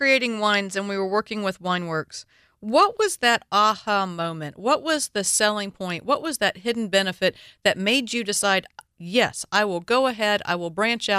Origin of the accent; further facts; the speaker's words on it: the South, United States; Being from the South, English is barely my first language